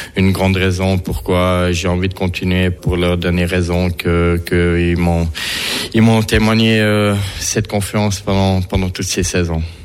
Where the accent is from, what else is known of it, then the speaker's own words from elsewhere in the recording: Fribourg, Switzerland; now in Bern, Switzerland; j'ai grandi à Fribourg